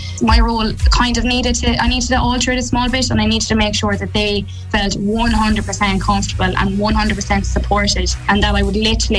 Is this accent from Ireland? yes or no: yes; County Mayo, Connacht, Ireland; I come from Warren County, Mayo myself.